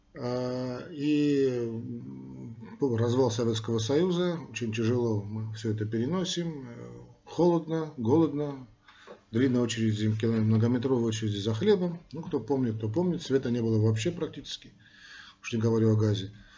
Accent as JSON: {"language": "Russian", "country": "Armenia", "said": "мы, армяне"}